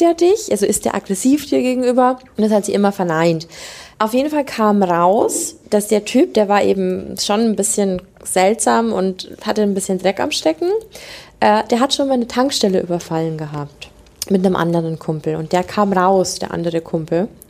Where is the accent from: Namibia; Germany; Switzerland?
Germany; Lower Bavaria; ich komme aus Niederbayern